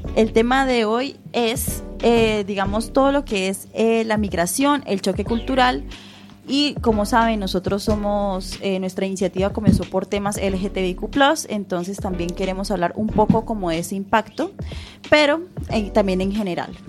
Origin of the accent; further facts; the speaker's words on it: Colombia; now in A Coruña, Spain; nosotros nos criamos en Colombia